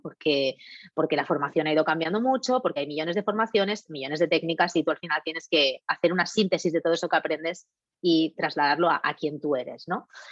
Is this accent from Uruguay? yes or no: no; Catalonia, Spain; yo, catalana de nacimiento y ciudadana del mundo de corazón